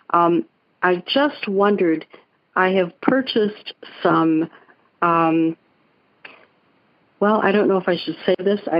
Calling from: Sarasota, Florida, United States; Oh, I'm Sarasota

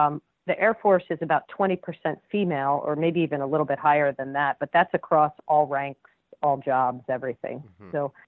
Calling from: Charleston, South Carolina, United States; So right now I'm actually calling from Charleston, South Carolina. I'm an Air Force reservist out here.

